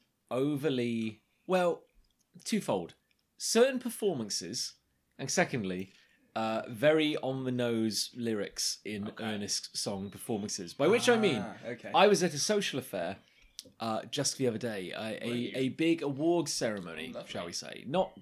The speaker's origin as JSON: {"language": "English", "town": "Canvey Island", "region": "East of England", "country": "United Kingdom", "tie": "born or raised there", "said": "I grew up on Canvey Island."}